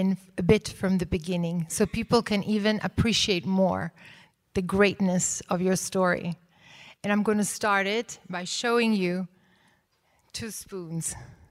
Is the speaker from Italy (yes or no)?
yes; Italy; I am from Italy